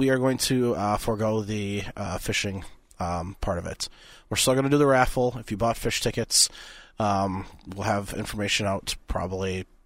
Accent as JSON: {"language": "English", "region": "Minnesota", "country": "United States", "said": "I'm I'm Minnesotan."}